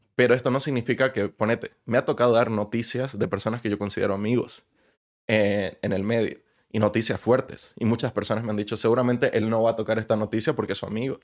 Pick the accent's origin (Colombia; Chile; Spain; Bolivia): Bolivia; now in Mexico; mi país